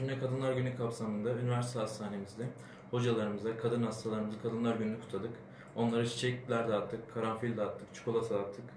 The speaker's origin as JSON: {"language": "Turkish", "region": "Adana", "country": "Turkey", "moved": "as an adult", "lives_now": "Afyonkarahisar, Turkey", "said": "Ben Adanalıyım."}